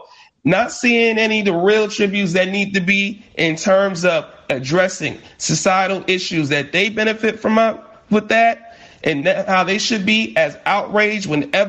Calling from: Brooklyn, New York, United States; Right here in Brooklyn, New York, in Bed-Stuy.

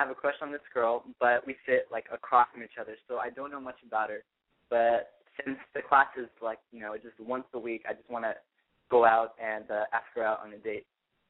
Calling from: San Jose, California, United States; I'm calling from San Jose.

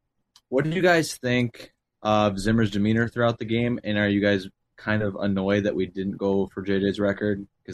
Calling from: Cold Spring, Minnesota, United States; I am in Cold Spring, Minnesota.

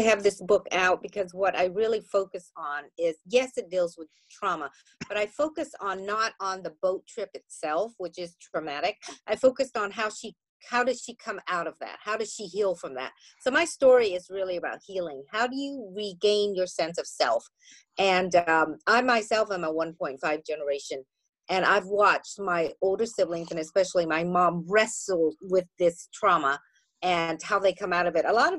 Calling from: New York, United States; I am speaking from New York, and we are actually having a delightful afternoon.

